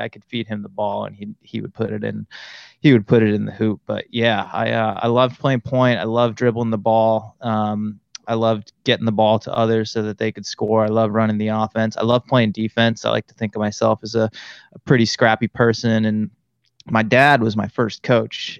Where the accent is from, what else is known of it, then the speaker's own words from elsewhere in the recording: Auburn, Massachusetts, United States; moved away as an adult; now in California, United States; I was born and raised in Central Massachusetts, a little town called Auburn